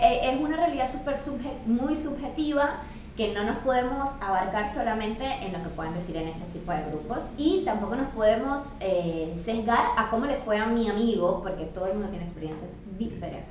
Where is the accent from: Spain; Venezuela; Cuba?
Venezuela; now in Buenos Aires, Argentina; siempre soy la venezolana